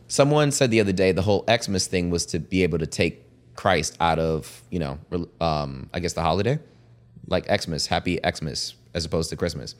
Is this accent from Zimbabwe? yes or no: yes; Zimbabwe; moved away; born and raised in Zimbabwe